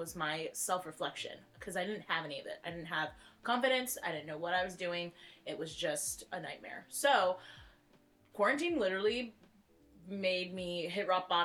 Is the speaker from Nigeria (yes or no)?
yes; Nigeria; I'm a Nigerian woman